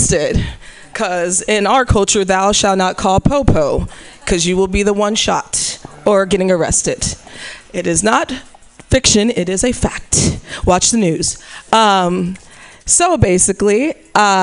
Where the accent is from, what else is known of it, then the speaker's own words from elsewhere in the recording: Missouri, United States; moved away; I'm from Missouri